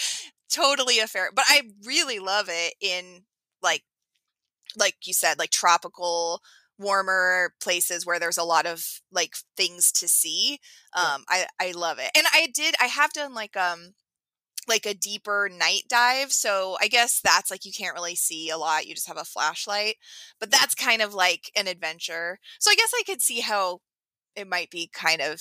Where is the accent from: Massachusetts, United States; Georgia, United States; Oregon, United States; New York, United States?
Oregon, United States; I'm from Oregon, and it's the coast there is, the water is very cold.